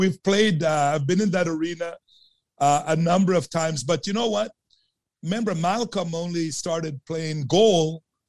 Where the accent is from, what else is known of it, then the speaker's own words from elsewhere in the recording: Sudbury, Ontario, Canada; I grew up in Sudbury, Ontario. And I played ringette on Ramsey Lake, Frozen Lake.